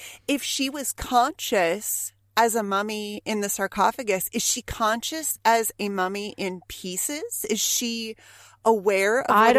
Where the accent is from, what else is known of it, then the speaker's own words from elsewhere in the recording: California, United States; I grew up in Southern California.